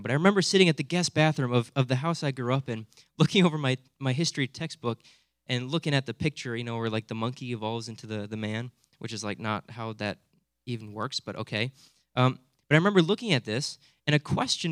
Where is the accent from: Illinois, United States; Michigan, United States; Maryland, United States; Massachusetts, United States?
Michigan, United States; Hudsonville; growing up in Hudsonville, I just sort of assumed that everyone's a Christian